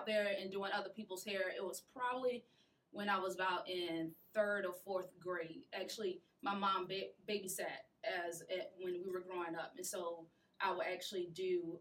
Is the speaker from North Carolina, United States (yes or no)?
no; Sumter, South Carolina, United States; I'm actually from, don't laugh, Southside, part of Sumter